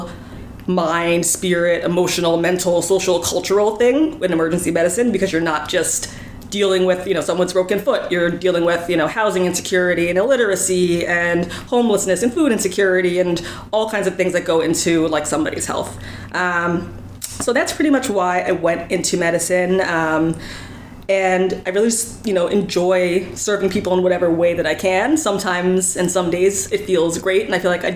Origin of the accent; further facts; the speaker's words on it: Northern New Jersey, United States; moved away as an adult; now in New York City, United States; I'm from Northern New Jersey originally, but I've been living in New York City for the last 18 years or so